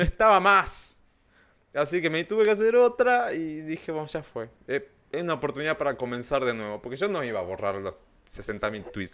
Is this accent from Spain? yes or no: no; Argentina